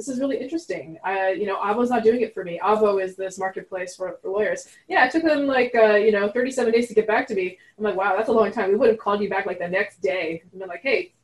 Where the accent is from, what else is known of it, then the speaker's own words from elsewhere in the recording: Montreal, Quebec, Canada; first language French; English is a second language; moved away; I'm from Montreal. So I grew up speaking French, actually